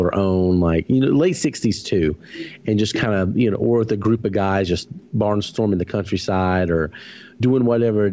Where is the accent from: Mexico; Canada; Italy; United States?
United States; the South; living in the South and growing up in the South